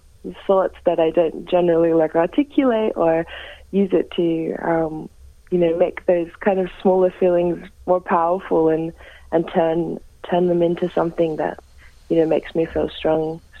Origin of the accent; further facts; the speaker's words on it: Gunaikurnai country, south-east Gippsland, Victoria, Australia; moved away as an adult; now in Melbourne, Australia; I was actually born and raised on Kanai Kanai country down in southeast Gippsland